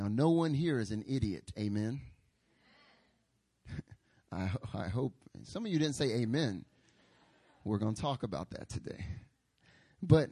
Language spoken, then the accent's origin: English; North Carolina, United States; moved away as an adult; now in Seoul, South Korea; I'm from North Carolina.